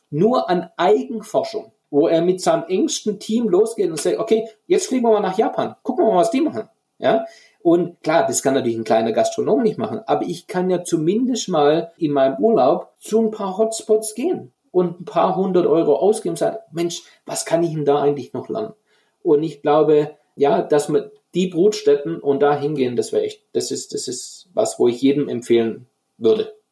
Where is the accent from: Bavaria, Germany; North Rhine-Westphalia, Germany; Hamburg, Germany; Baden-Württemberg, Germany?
Baden-Württemberg, Germany; Und ich gebe jetzt einfach ein Beispiel aus meiner Heimat, aus dem Schwäbischen, die Maultasche.